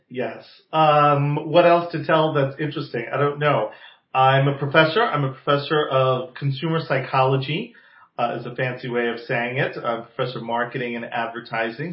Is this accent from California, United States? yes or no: no; New Jersey, United States; now in Palm Springs, United States; I am originally from the East Coast, from New Jersey. So for those of you listening with fine-tuned ears, you may detect that accent every so often